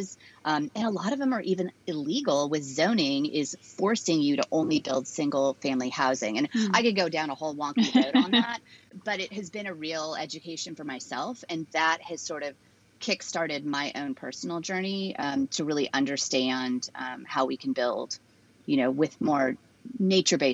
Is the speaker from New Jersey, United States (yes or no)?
no; San Francisco, California, United States; also born or lived in Los Angeles, United States; now in Serenbe, Georgia, United States; I grew up in California, and so had always been pretty outdoors, just LA, San Francisco, more in San Francisco